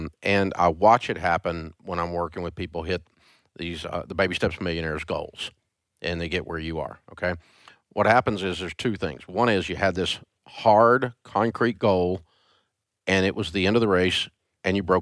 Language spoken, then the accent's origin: English; Antioch, Tennessee, United States; I'm a kid from Antioch, Tennessee